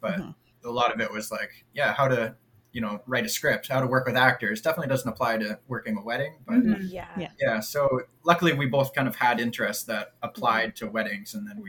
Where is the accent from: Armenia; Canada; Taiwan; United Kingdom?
Canada; Pitt Meadows, British Columbia; We're born and raised in Pitt Meadows.